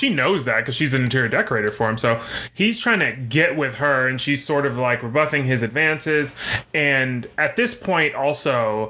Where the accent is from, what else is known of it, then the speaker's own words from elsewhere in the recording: the South, United States; I'm from the South